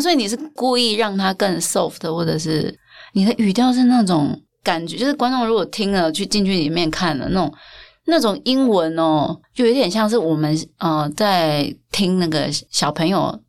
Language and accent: Chinese; Taiwan; 我们台湾人生活，台湾人每个人都吃过盐酥鸡